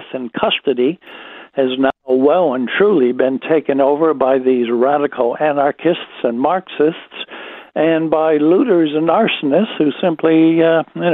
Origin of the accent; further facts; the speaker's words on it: United States; now in Australia; It is my home country